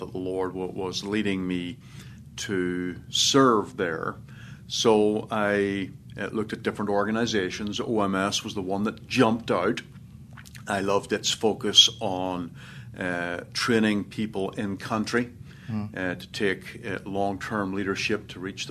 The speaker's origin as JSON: {"language": "English", "region": "Northern Ireland", "country": "United Kingdom", "tie": "born or raised there", "moved": "yes", "said": "I was born in Northern Ireland, about 20 miles south of Belfast. My father is English, mother is Irish, and grew up in Northern Ireland"}